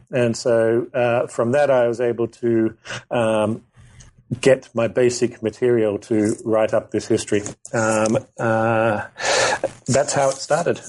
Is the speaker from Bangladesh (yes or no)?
no; Australia; also born or lived in Kobe, Japan; I'm from Australia. Uh, when I was in high school, uh, they started offering Japanese.